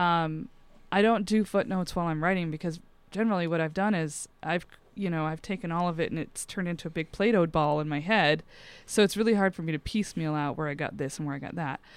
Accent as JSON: {"language": "English", "region": "Montana", "country": "United States", "tie": "born or raised there", "said": "I grew up in Montana."}